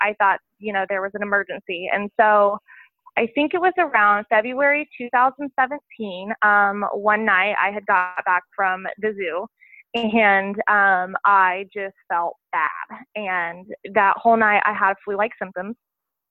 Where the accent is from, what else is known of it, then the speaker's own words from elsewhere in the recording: Southern Illinois, United States; moved away as an adult; also born or lived in Virginia; I grew up in Southern Illinois and, you know, my grandparents live right next door.